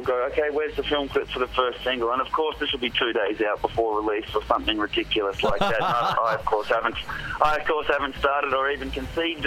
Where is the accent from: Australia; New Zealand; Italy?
Australia; now in California, United States; I'm as Australian as